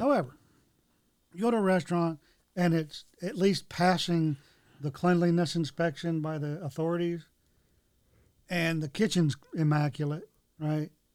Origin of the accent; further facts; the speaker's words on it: Florida, United States; moved away; also born or lived in Brandon, Florida; we're both from Florida originally. Okay. That's where I was born